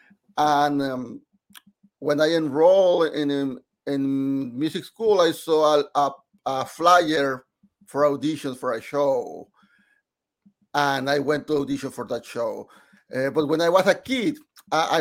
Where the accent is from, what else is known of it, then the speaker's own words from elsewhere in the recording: Monterrey, Nuevo León, Mexico; English is a second language; moved away as an adult; now in United States; I am born and raised in Mexico, in Monterrey, Mexico. It's in the north of Mexico.